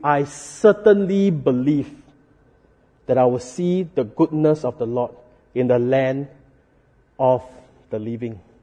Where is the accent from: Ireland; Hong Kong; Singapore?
Singapore; as Singaporean